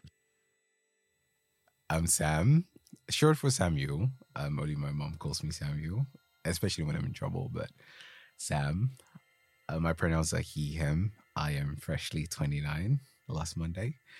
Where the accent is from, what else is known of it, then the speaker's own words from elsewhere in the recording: Ghana; first language Twi; English is a second language; now in United Kingdom; growing up in Ghana, we learned English in school